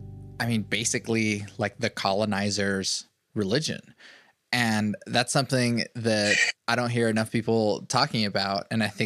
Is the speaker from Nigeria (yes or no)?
no; Venezuela; I was born in Venezuela.